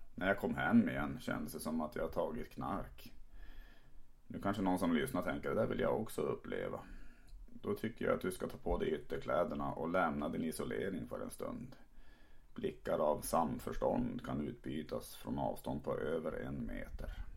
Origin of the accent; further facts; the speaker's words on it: Tärnaby, Västerbotten County, Sweden; now in Malmö, Sweden; pratar som jag gör för att jag växte upp i Tärnaby uppe i Lappland